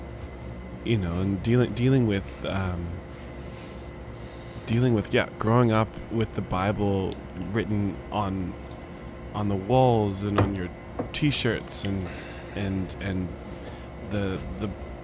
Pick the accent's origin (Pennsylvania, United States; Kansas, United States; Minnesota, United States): Kansas, United States; Olathe; also born or lived in Orlando, Florida; So we grew up in Olathe, Kansas